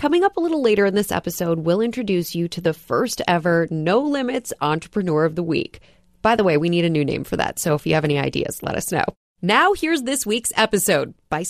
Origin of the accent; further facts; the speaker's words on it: Midwest, United States; moved away as an adult; also born or lived in Chicago; now in New York, United States; I grew up in the Midwest, too